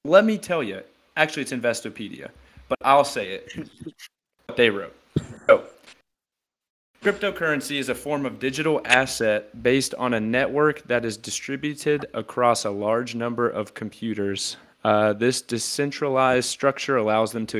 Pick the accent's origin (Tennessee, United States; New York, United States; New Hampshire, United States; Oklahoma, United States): Tennessee, United States; born or raised there